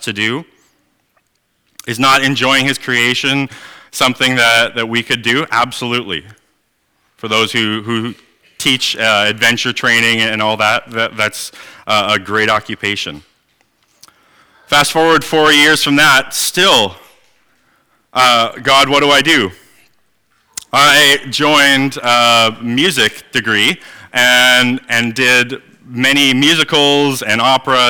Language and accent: English; Manitoba, Canada; moved away; I am originally from Manitoba